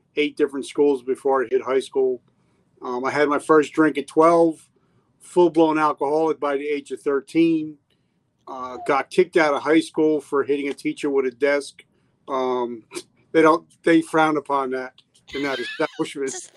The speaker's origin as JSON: {"language": "English", "region": "New Jersey", "country": "United States", "tie": "born or raised there", "said": "I grew up in New Jersey"}